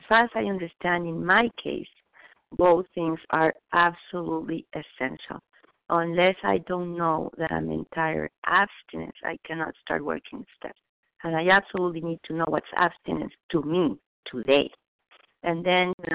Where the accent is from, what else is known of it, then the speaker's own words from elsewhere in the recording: Mexico City, Mexico; moved away; So I was raised in Mexico City